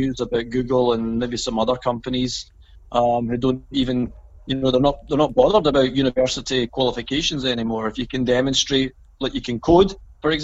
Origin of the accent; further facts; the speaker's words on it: Hamilton, Scotland, United Kingdom; I came from the neighbouring town. I came from Hamilton.